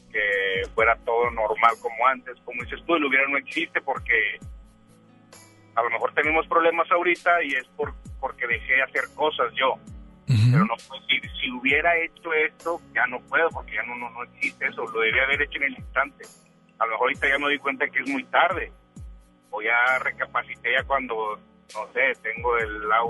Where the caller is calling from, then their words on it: Monterrey, Nuevo León, Mexico; Ah, de aquí en Monterrey, ando ahorita aquí por la Macroplaza.